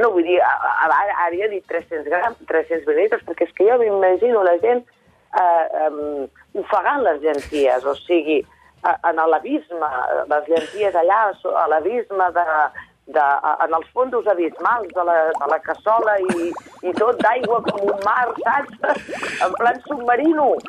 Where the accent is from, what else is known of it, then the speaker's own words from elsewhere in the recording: Vallès Oriental, Catalonia, Spain; jo soc del Vallès Oriental